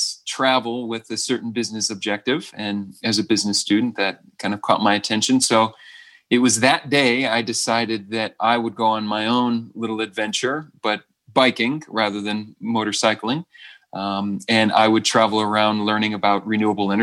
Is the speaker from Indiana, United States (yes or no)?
yes; South Bend, Indiana, United States; moved away as an adult; now in Boulder, United States; I grew up in Northern Indiana, in South Bend, Indiana